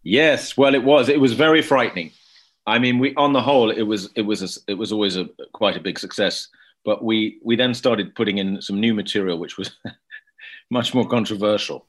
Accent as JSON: {"language": "English", "region": "London", "country": "United Kingdom", "tie": "born or raised there", "said": "I grew up in West London"}